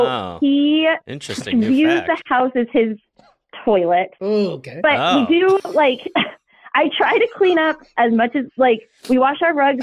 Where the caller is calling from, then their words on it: Sonora, California, United States; I am 38, and I'm calling from Sonora, California.